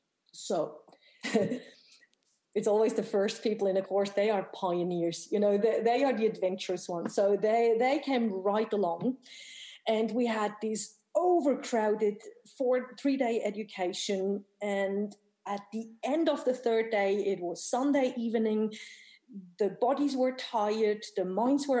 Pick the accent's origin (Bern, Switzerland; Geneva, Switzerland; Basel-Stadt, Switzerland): Bern, Switzerland; Bern, my hometown in Switzerland